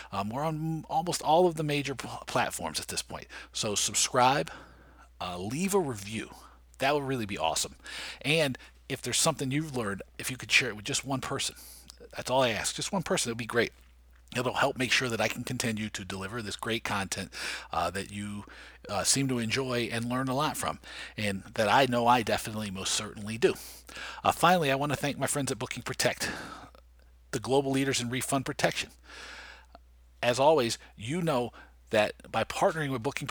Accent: Washington, District of Columbia, United States; my hometown, D.C.

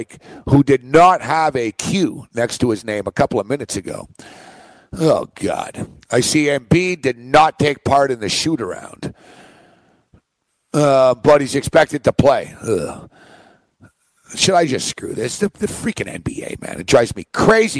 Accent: Montreal, Quebec, Canada; also born or lived in Toronto; now in New York, United States; I'm from Montreal, Julio. I'm from Montreal, which is a very cold city

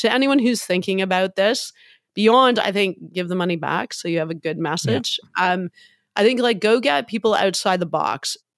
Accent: Hamilton, Ontario, Canada; Now, I'm Irish. My dad is from Dublin, as are his five brothers. I'm from Hamilton. It's a hard scrabble steel town.

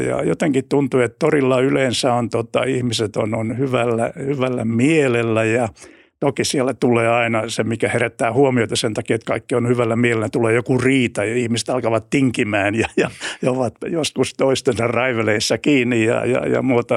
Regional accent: Finland; olen, olen Suomesta

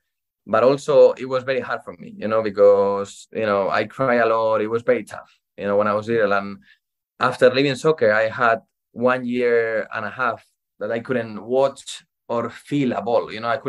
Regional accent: Madrid, Community of Madrid, Spain; So basically, I am from Spain, Madrid. I started when I was 5 years old playing for a small team in my town.

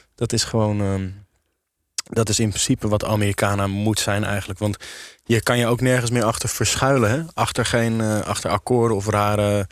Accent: Amsterdam, North Holland, Netherlands; Ook als Amsterdammer

